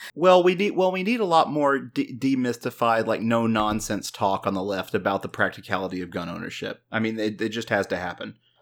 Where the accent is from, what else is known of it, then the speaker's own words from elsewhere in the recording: Texas, United States; as a Texan